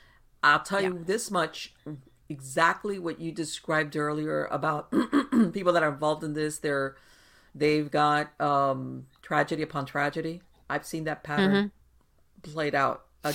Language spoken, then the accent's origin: English; Miami, Florida, United States; I was born and raised in Miami, and over here we have Afro-Caribbean practices.